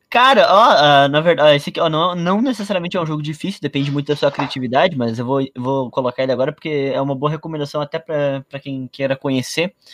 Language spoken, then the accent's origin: Portuguese; Rio Grande do Sul, Brazil; eu sou gaúcho